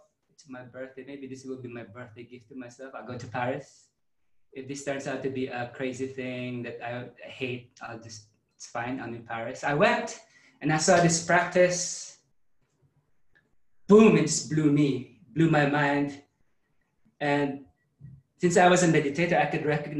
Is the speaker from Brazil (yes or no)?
no; Philippines; moved away; I grew up in the Philippines, Catholic.